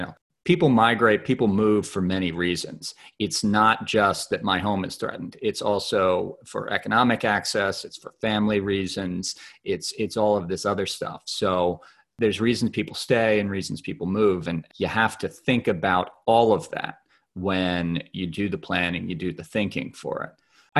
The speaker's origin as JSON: {"language": "English", "region": "New Jersey", "country": "United States", "moved": "yes", "said": "So I'm originally from the New York area, from New Jersey."}